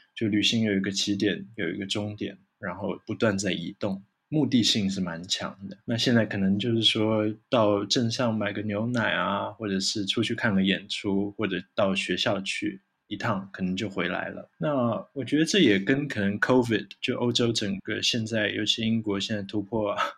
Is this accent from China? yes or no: no; Taiwan; 生在台湾或者长在台湾的人